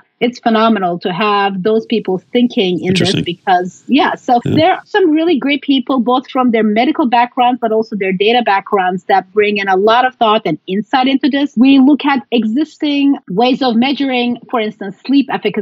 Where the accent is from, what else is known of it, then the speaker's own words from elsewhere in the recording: Istanbul, Turkey; I was born and raised in Istanbul